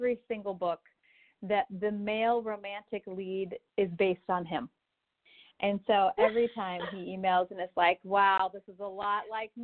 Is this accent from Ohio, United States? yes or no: no; Des Moines, Iowa, United States; I grew up in Des Moines, which is, you know, we have about 600,000 people here